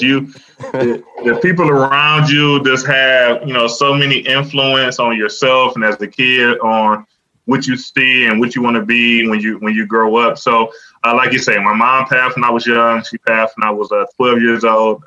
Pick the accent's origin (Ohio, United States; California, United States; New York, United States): Ohio, United States; Cleveland; I'm from Cleveland